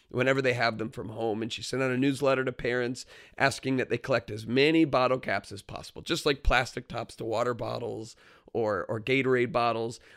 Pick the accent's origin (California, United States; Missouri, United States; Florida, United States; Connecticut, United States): Florida, United States; moved away; I grew up in Florida where it's probably about ninety degrees this time of year